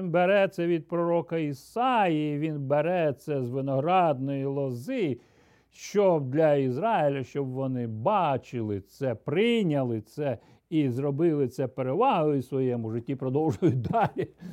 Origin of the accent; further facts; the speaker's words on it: Ukraine; Я ріс, зростав на Україні